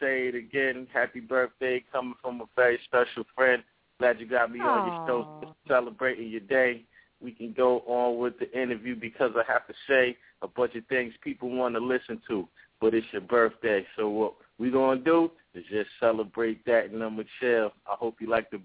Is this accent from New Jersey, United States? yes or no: yes; New Brunswick, New Jersey, United States; also born or lived in Willingboro, New Jersey; I grew up in New Brunswick and Willingboro, New Jersey.